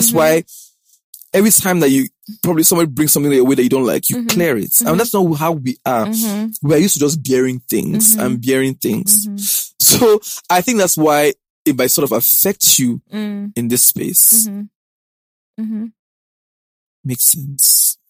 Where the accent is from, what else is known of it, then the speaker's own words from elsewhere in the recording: Nigeria; I'm very Nigerian